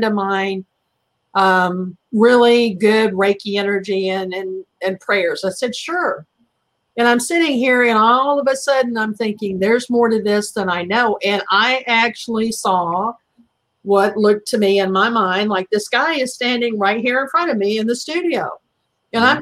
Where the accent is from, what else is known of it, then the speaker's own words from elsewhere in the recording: the South, United States; being brought up in the South